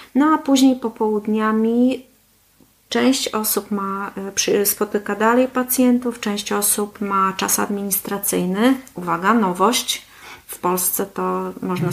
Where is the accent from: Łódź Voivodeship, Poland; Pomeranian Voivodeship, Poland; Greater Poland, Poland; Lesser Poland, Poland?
Pomeranian Voivodeship, Poland; Gdańsk; moved away as an adult; now in Kalmar, Sweden; Pochodzę z Gdańska y, i tam studiowałam, tam też zdobyłam swoją specjalizację onkologiczną